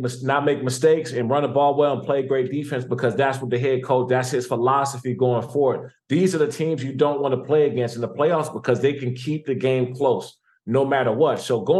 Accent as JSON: {"language": "English", "area": "Prince George's County", "region": "Maryland", "country": "United States", "said": "Me, myself, I'm from Prince George's County. I committed to University of Maryland as a junior. I didn't take any visits. I wanted to stay home."}